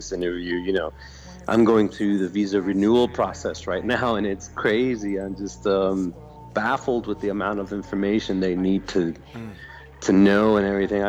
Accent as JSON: {"language": "English", "town": "Yonkers", "region": "New York", "country": "United States", "tie": "born or raised there", "also_born_or_lived": "New Rochelle, New York / Bronx, New York / Brooklyn, New York / Berlin", "moved": "as an adult", "lives_now": "Germany", "said": "But I was born in New Rochelle, New York, and lived a big portion of my life in Yonkers."}